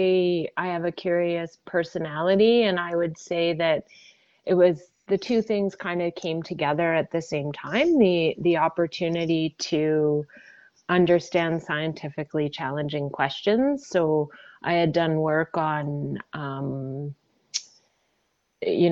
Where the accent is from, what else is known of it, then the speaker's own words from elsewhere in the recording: Ontario, Canada; moved away as an adult; now in British Columbia, Canada; I grew up in Ontario